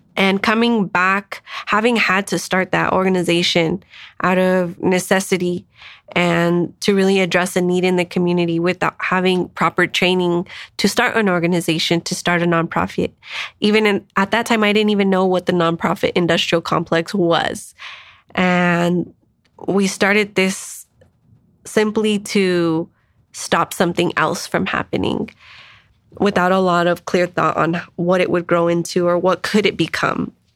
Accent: Denver, Colorado, United States; also born or lived in San Diego / Washington, D.C.; I am an East Sider, born and raised in Swansea.

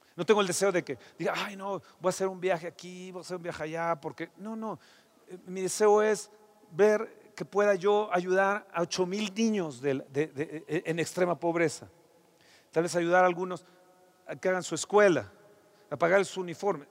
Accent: Mexico; como mexicanos

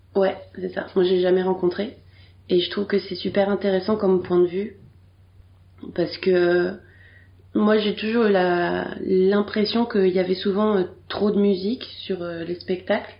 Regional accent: Bordeaux, Nouvelle-Aquitaine, France; je suis née en 1988 à Bordeaux

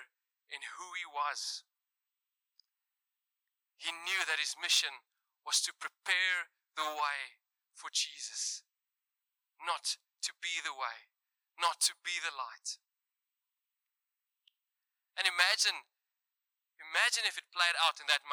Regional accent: South Africa; accent: Afrikaans

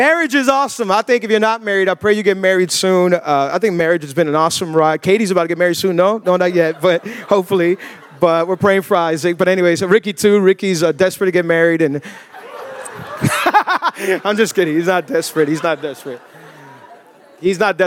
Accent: Miami, Florida, United States; born and raised in Miami, 305, the bottom of the crib

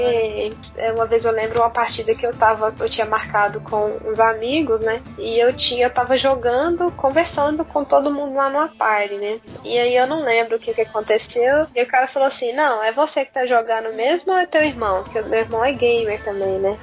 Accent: Uberaba, Minas Gerais, Brazil; moved away as an adult; also born or lived in Goiás; lá na minha terra, ostentar meu PlayStation. Cheguei, em Uberaba

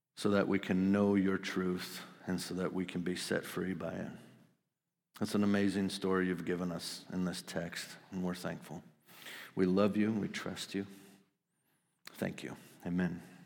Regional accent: Wisconsin, United States; I grew up in Wisconsin

